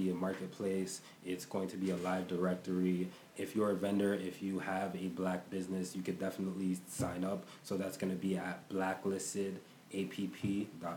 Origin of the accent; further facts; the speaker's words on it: Nigeria; moved away; also born or lived in North America; I'm Nigerian